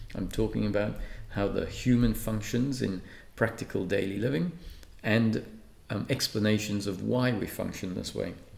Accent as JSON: {"language": "English", "town": "Perth", "region": "Western Australia", "country": "Australia", "tie": "born or raised there", "also_born_or_lived": "Malta", "said": "I grew up in Perth. I was grow, uh, born in Malta and moved to Perth when I was 11"}